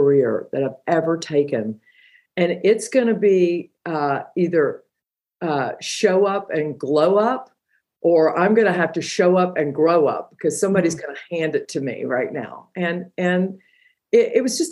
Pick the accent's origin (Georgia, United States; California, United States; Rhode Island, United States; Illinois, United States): Georgia, United States; I'm from Georgia